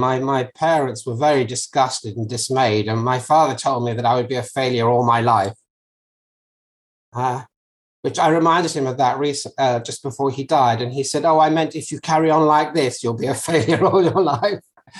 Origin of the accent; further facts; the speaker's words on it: South East England, United Kingdom; now in Norfolk, United Kingdom; And I always used to say I come from Surrey because we settled there when I was 8.